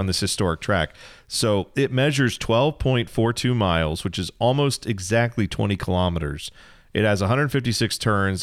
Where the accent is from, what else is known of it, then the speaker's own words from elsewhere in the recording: Midwest, United States; you and I grew up in the Midwest and are still living in the Midwest